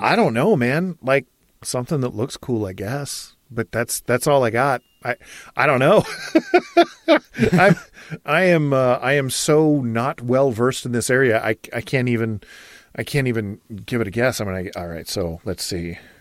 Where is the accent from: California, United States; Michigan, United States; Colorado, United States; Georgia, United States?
Michigan, United States; now in Idaho, United States; we gardened where I grew up in Michigan